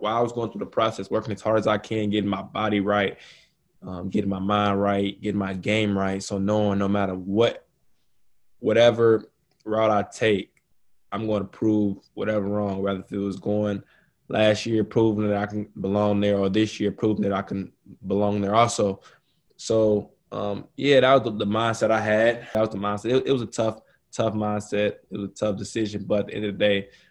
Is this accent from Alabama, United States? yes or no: no; Chicago, Illinois, United States; my home state, you know, born and raised Chicago